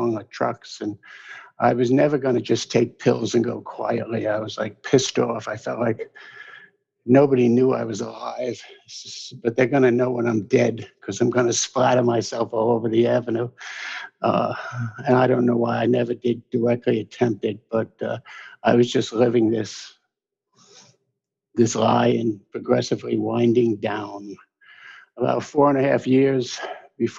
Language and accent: English; New York City, New York, United States; moved away; also born or lived in Albany; I'm born and raised in the Hell's Kitchen section of New York City.